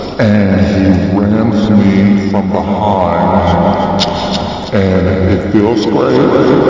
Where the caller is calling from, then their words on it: New York City, New York, United States; And I'm calling you from the Bronx.